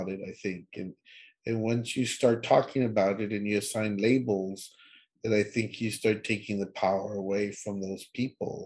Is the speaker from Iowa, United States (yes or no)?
no; Laredo, Texas, United States; we're all from Laredo